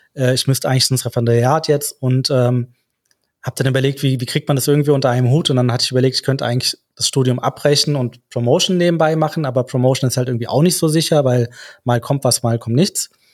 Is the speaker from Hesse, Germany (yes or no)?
yes; Frankfurt, Hesse, Germany; wir sind aus Frankfurt